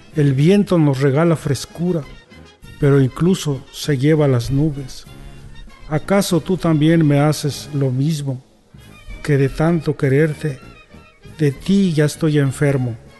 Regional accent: San Juan Guelavía, Oaxaca, Mexico; Soy oriundo de San Juan Gravía.

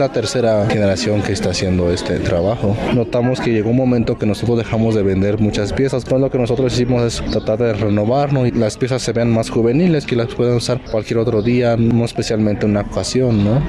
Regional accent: Santa María del Río, San Luis Potosí, Mexico; originario de Santa María del Río, San Luis Potosí.

